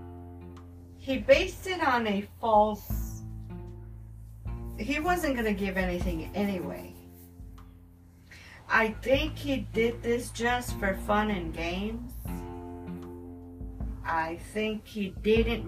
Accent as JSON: {"language": "English", "region": "New York", "country": "United States", "said": "I'm from New York."}